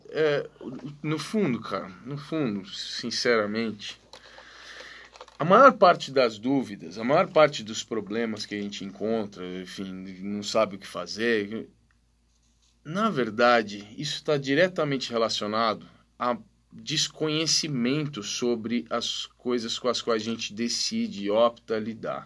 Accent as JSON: {"language": "Portuguese", "country": "Brazil", "said": "eu sou brasileiro"}